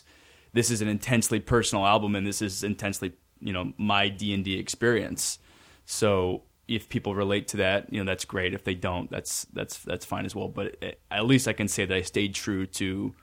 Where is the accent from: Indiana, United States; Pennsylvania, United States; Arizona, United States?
Arizona, United States; Tempe; I'm just getting going at this. My hometown is Tempe, Arizona, and I am on a mission to entertain.